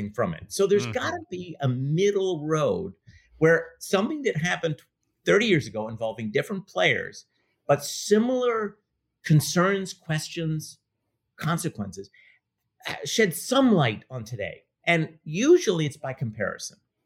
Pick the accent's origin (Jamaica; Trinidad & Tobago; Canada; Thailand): Canada; Montreal, Quebec; now in United States; I grew up in Montreal, and I was politicized in the language debates